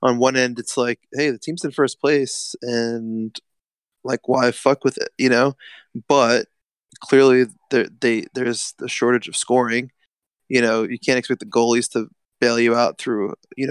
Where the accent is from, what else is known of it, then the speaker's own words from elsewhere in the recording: New York, United States; I'm from New York